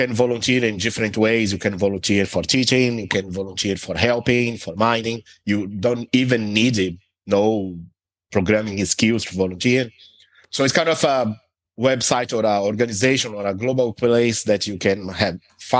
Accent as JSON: {"language": "English", "country": "Brazil", "moved": "as an adult", "lives_now": "Dublin, Ireland", "said": "I'm originally from Brazil, but I'm based in Dublin, Ireland for a long time, more than 10 years."}